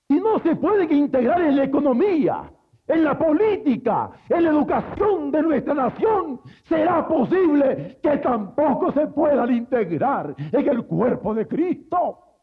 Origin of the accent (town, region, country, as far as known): Mexico